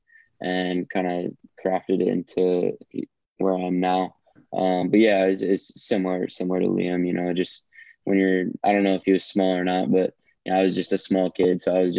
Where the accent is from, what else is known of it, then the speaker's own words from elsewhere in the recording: Atlanta, Georgia, United States; guys I grew up with in Atlanta